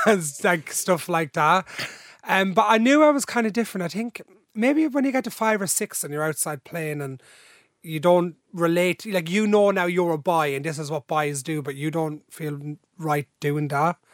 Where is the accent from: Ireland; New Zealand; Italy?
Ireland; Dublin, Leinster; also born or lived in Drogheda / Balbriggan; Then I was three, and they moved to Ballymun, where my mum's parents was still living, 'cause my mum's from there, into a different holding site where I've spent most, all my life.